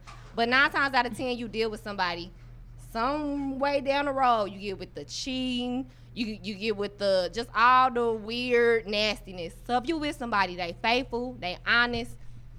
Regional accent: St. Louis, Missouri, United States; I'm from St. Louis.

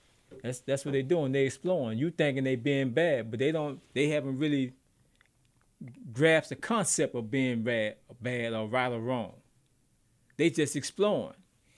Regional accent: United States; I'm American.

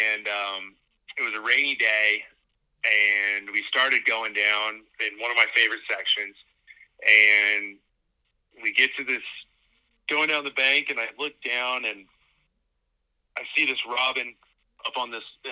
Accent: Missoula, Montana, United States; I was born and raised in Missoula, Montana

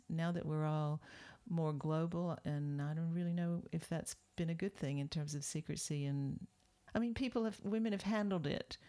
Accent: Deep South, United States; When I was growing up in the Deep South in the 50s

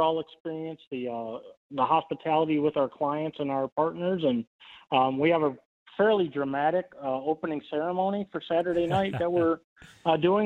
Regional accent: Wisconsin, United States; now in Missouri, United States; I'm from Wisconsin, but I came to Missouri.

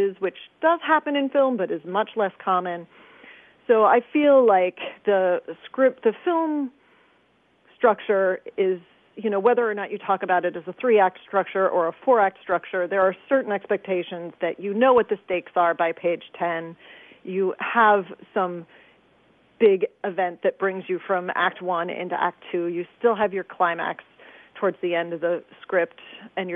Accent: suburbs north of the Bronx, New York, United States; moved away as an adult; also born or lived in Manhattan, New York; now in Chicago, United States; I was born in Manhattan and then I was raised mostly in the burbs about 11 miles north of the Bronx

